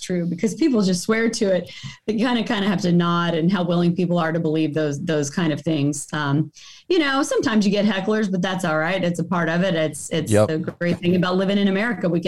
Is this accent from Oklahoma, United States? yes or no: yes; just outside of Chickasha, Oklahoma, United States; moved away as an adult; also born or lived in Colorado; born and raised in Oklahoma, just outside of Chickasha